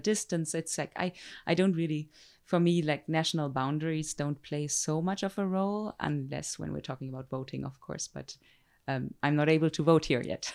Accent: Germany; moved away as an adult; also born or lived in Zurich, Switzerland; now in United States; I'm German or European, you know, I grew up in Europe.

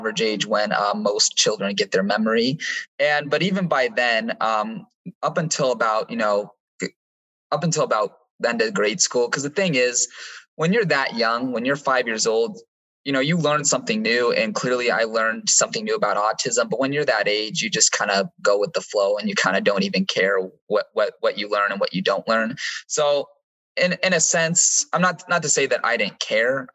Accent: Chandler, Arizona, United States; now in Spokane, United States; I was born on July 11th, 2000 at Phoenix, Arizona. It's specifically, though, in Chandler, Arizona

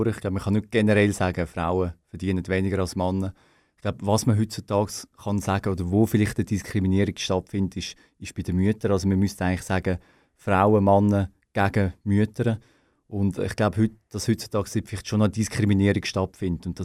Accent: Switzerland; wir als Schweizer können uns da natürlich nicht loben. Wir haben einen der grössten CO2-Fußabdrücke.

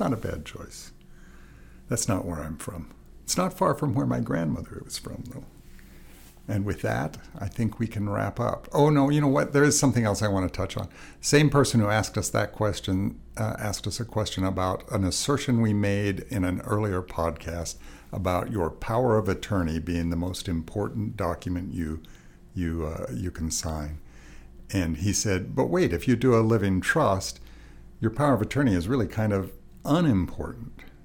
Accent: Montana, United States; now in Arizona, United States; I was born in Montana

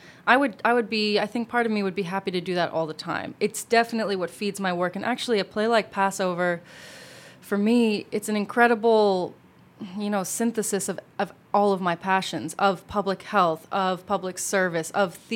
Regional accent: California, United States; now in New York, United States; I grew up on the opposite side of the country. So I grew up in California

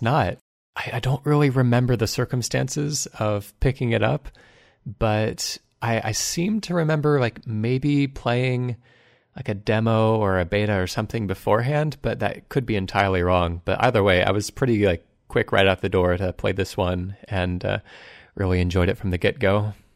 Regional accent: United States; being an American

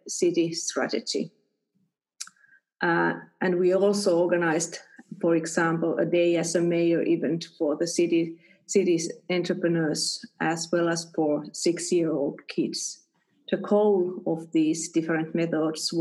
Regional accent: Espoo, Uusimaa, Finland; I was born and raised in Espoo and I have lived most of my life here in Espoo

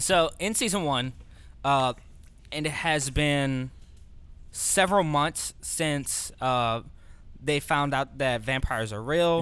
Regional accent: New Orleans, Louisiana, United States; moved away; I'm originally from New Orleans

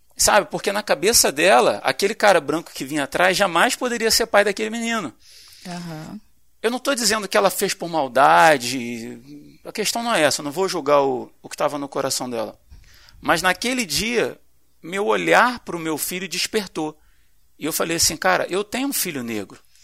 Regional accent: Brazil; como brasileiros

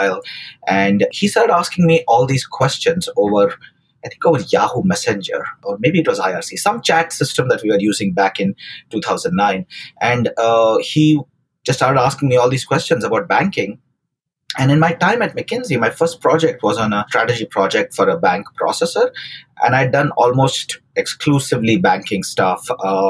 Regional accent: Bangalore, Karnataka, India; moved away as an adult; also born or lived in Pittsburgh; now in United States; I grew up in South India, in Bangalore

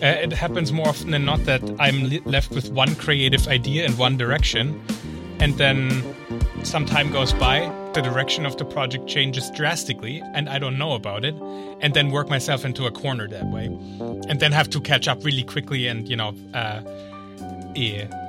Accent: Munich, Bavaria, Germany; moved away as an adult; also born or lived in Boston / New Jersey; born and raised in Munich, Germany

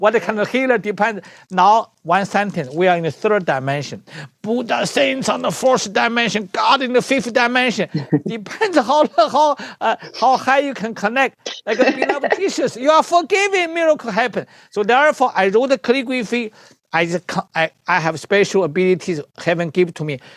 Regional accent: China; moved away; I'm the doctor from China.

